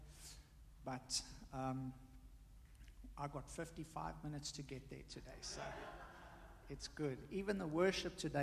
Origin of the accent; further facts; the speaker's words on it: South Africa; now in United States; me being South African, my wife, Taiwanese